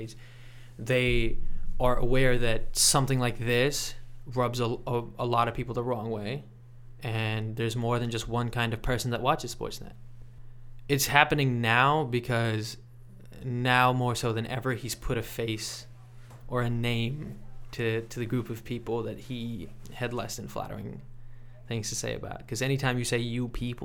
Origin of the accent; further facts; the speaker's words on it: Mississauga, Ontario, Canada; also born or lived in Pakistan; Don Cherry and I consider the same place our hometown